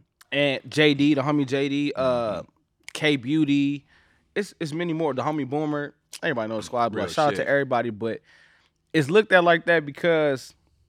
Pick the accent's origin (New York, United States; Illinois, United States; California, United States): California, United States; Los Angeles; Like, I'm from Watts. Like, and so, like, I grew up on Century and Bandera. That right there, that's, and I say, like, Main and San Pedro, like going, you know, even going down Manchester.